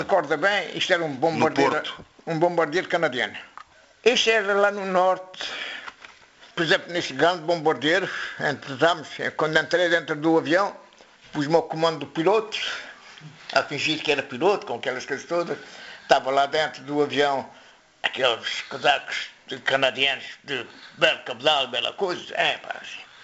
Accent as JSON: {"language": "Portuguese", "country": "Morocco", "tie": "born or raised there", "moved": "as an adult", "lives_now": "Quelfes, Portugal", "said": "Nasci aqui em Quelves, depois emigrei com meus pais para Marrocos. Era bebê, tinha seis meses. Depois fiz a vida lá em Marrocos"}